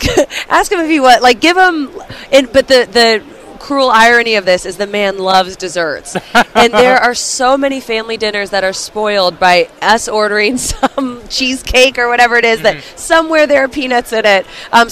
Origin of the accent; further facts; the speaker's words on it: Kansas City, Missouri, United States; moved away as an adult; now in London, United Kingdom; I remember talking to people around Kansas City, and that's my hometown. Like, I'm very familiar with Arrowhead. I'm very familiar with Kansas City.